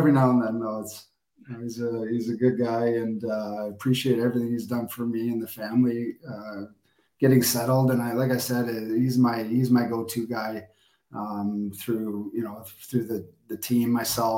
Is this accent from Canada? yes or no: yes; Newfoundland and Labrador, Canada; also born or lived in Hungary / Poland / Romania / Denmark; now in Glasgow, United Kingdom; I was born in Newfoundland, so I have many relatives from from Newfoundland